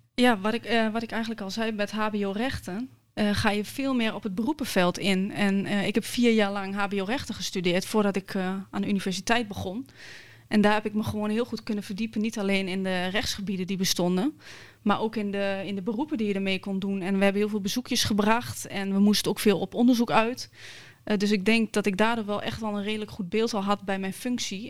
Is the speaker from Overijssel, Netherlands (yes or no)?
yes; Hengelo, Overijssel, Netherlands; accent: Twents; ik eh, ben in Hengelo geboren